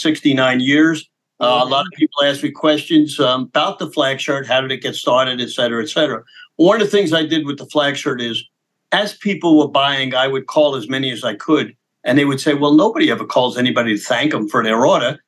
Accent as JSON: {"language": "English", "town": "New York City", "region": "New York", "country": "United States", "tie": "born or raised there", "said": "I was born in Brooklyn"}